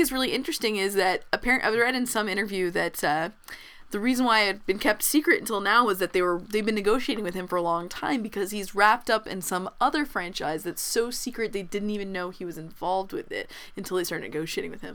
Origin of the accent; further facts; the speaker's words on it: Texas, United States; I'm a Texan